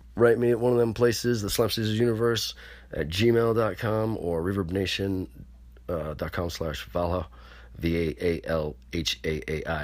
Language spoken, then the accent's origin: English; Pearl River, New York, United States; New York, New City, and Pearly River. Yo, what's up, my hometown